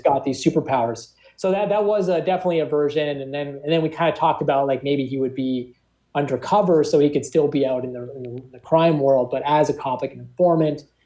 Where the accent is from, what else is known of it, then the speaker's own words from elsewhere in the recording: Toronto, Ontario, Canada; we're all from Toronto